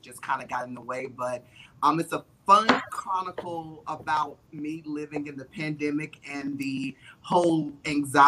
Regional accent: North Carolina, United States; moved away as an adult; also born or lived in Atlanta, Georgia; Now I'm in North Carolina, which is my home state

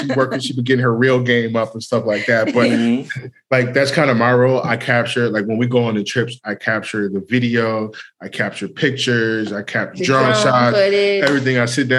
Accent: California, United States; also born or lived in South Carolina; I grew up in California, but I was born in South Carolina. But moving back to South Carolina, a lot of the family members would say my mom cooked white

